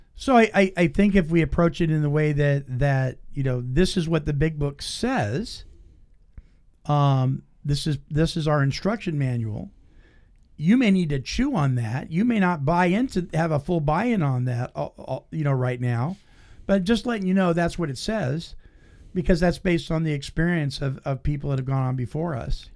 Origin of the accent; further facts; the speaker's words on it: Petaluma, California, United States; my hometown, Petaluma, California